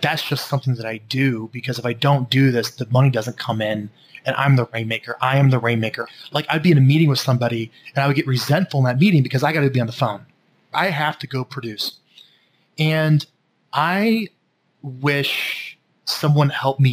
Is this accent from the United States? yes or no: yes; Omaha, Nebraska, United States; I grew up in Omaha, Nebraska, in a very middle-class family